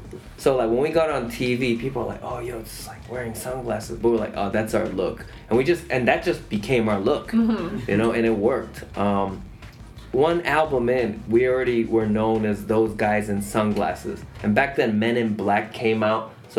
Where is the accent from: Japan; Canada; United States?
Japan; We're from Japan.